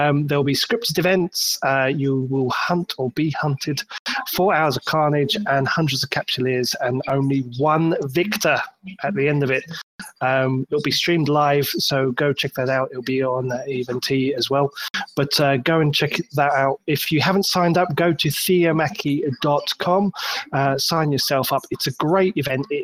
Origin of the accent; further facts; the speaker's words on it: United Kingdom; I'm a Brit